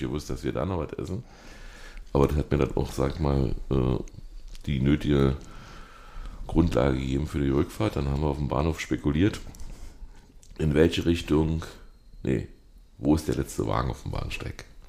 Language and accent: German; Berlin, Germany; bei uns in Berlin